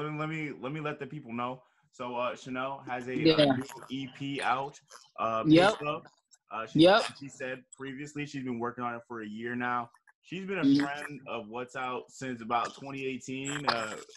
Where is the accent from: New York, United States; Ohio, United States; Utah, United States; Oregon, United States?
Ohio, United States; Cleveland; I'm from Cleveland, so I only know like Cleveland